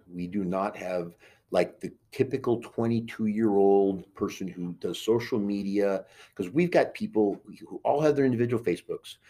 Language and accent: English; New York City, New York, United States; moved away; I was born in Queens